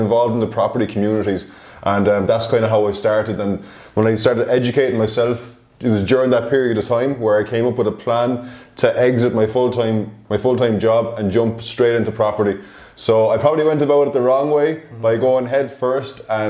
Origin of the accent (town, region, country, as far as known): Ireland; moved away as an adult